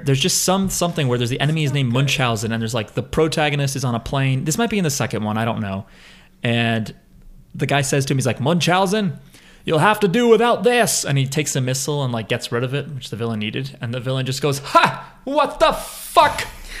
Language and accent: English; New Jersey, United States; I'm from New Jersey.